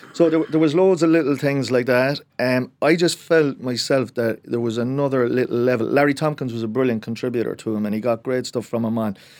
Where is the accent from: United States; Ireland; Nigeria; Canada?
Ireland; Cork, Munster; I am from Cork